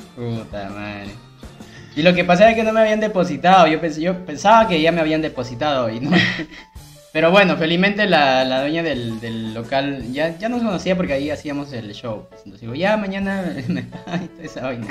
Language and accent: Spanish; Lima, Peru; la gente de Nocheto, que también es mi, vecino de barrio, pues, porque yo era Santanita, Nocheto, Perales